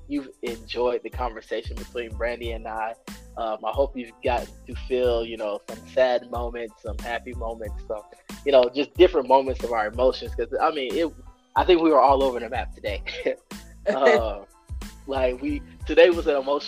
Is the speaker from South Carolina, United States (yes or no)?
yes; South Carolina, United States; My home state, South Carolina